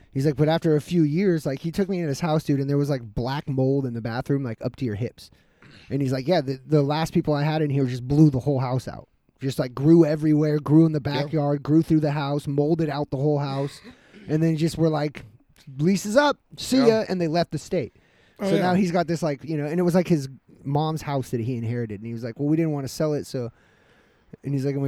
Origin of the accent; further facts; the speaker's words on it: Grass Valley, California, United States; I'm from the big boy. I'm from Big Grass Valley.